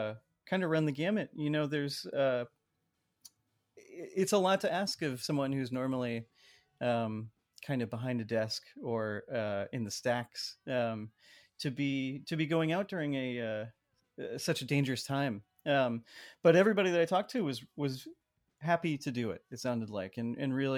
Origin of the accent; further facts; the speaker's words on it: San Jose, California, United States; someone who I grew up with in San Jose